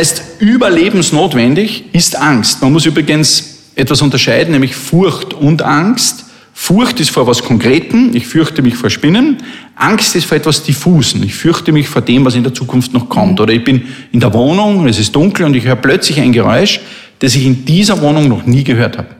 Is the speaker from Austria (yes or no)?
yes; Linz, Upper Austria, Austria; meiner Heimatstadt